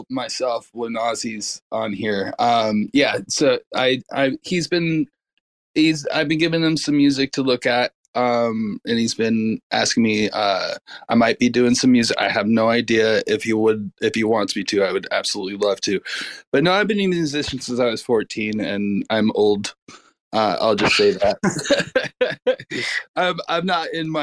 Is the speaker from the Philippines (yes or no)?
no; Southern California, United States; I grew up in Southern California